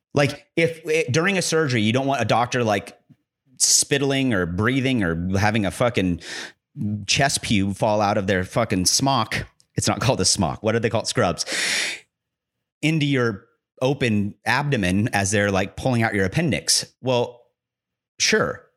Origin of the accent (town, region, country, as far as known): United States